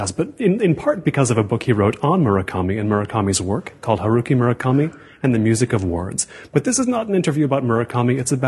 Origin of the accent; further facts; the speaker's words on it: Seattle, Washington, United States; now in Los Angeles, United States; I grew up actually around Seattle and now live here in Los Angeles